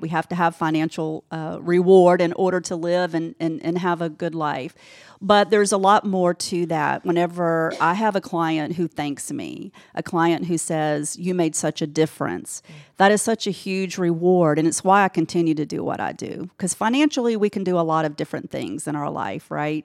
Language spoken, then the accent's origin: English; Decatur, Georgia, United States; also born or lived in Alpharetta, Georgia / Gwinnett County, Georgia; growing up in Decatur